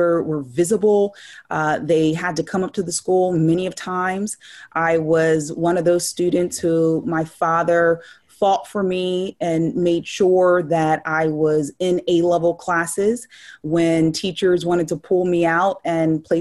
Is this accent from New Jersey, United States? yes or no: yes; Hamilton Township, New Jersey, United States; I'm born and raised in Hamilton Township